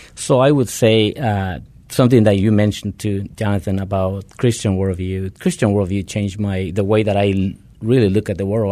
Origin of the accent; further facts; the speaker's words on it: Guatemala; moved away; originally I am from Guatemala